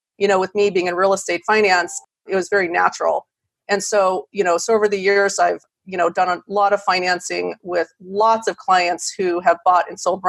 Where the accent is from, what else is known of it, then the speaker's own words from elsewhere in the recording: Wisconsin, United States; moved away as an adult; now in California, United States; So I'm originally from Wisconsin. I went to school there.